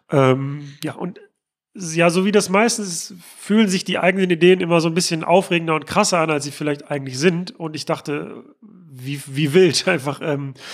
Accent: North Rhine-Westphalia, Germany; dass es denn auch in meiner Heimatstadt am Flughafen Essen-Mülheim tatsächlich auch ein Luftschiff gibt.

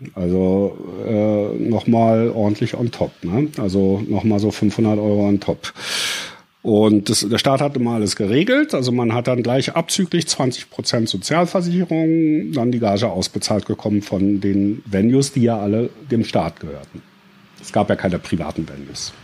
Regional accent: Berlin, Germany; geboren bin ich in Ostberlin und aufgewachsen

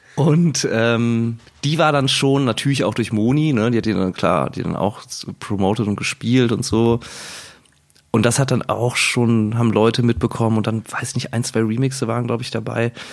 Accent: Cologne, North Rhine-Westphalia, Germany; now in Berlin, Germany; wir sind Kölsche Jungs

